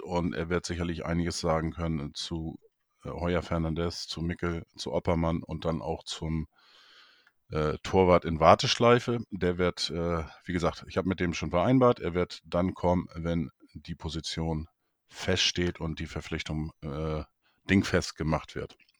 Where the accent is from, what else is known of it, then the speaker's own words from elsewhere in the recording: Neustadt in Holstein, Schleswig-Holstein, Germany; in meine Geburtsstadt, Neustadt in Holstein